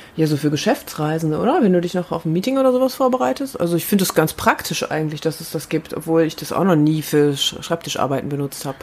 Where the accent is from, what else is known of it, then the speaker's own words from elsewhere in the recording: Herne, North Rhine-Westphalia, Germany; in Herne, in meiner Heimatstadt